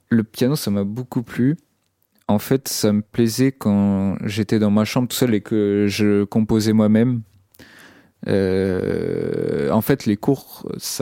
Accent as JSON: {"language": "French", "region": "Brittany", "country": "France", "tie": "born or raised there", "lives_now": "Rennes, France", "said": "dans mon bled, qui c'est un bled euh, en Bretagne"}